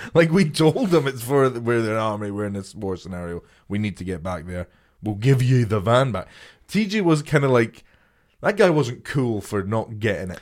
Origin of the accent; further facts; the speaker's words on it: a small town near Edinburgh, Scotland, United Kingdom; I'm from Scotland, this little town, like, twenty minutes outside of Edinburgh.